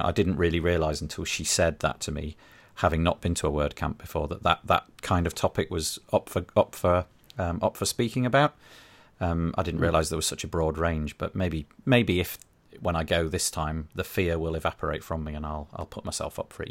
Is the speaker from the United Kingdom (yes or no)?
yes; United Kingdom; being British